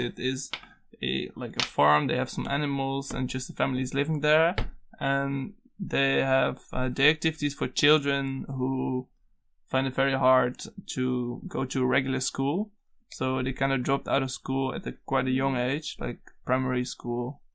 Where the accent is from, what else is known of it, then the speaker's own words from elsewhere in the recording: Netherlands; from the Netherlands